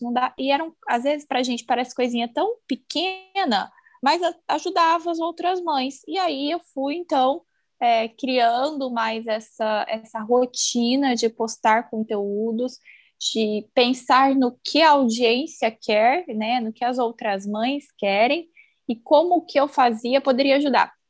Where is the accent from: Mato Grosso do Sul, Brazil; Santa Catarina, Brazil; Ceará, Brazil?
Mato Grosso do Sul, Brazil; Campo Grande; moved away as an adult; also born or lived in Cascavel; now in Umuarama, Brazil; Eu sou de Campo Grande, né? Nasci, criei aí, e há oito anos eu me mudei para o interior do Paraná. Eu moro atualmente em Umuarama